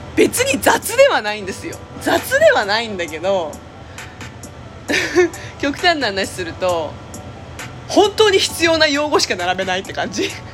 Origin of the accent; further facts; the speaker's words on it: Japan; also born or lived in South Korea (parents' origin); うちの家は韓国の家庭だし親が韓国人だからキンパが当たり前だった